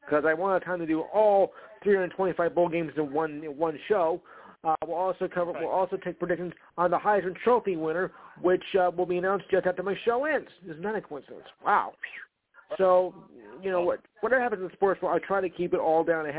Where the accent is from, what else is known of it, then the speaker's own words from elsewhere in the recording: New Jersey, United States; I am from New Jersey